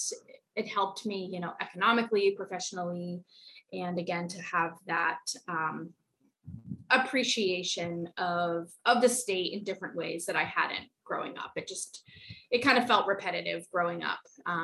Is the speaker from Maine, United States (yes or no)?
yes; Maine, United States; I just remember that for a couple months after moving home to Maine, I would cry the hour t